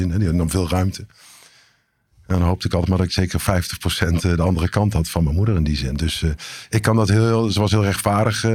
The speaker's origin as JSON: {"language": "Dutch", "town": "Eindhoven", "region": "North Brabant", "country": "Netherlands", "tie": "born there"}